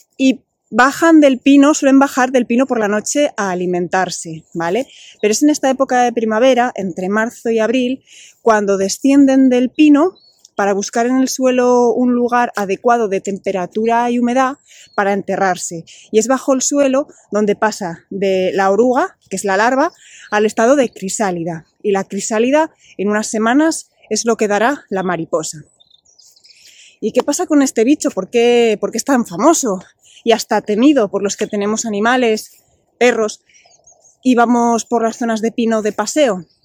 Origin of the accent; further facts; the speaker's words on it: Bilbao, Basque Country, Spain; moved away as an adult; now in Asturias, Spain; yo nací en Bilbao, soy de Bilbao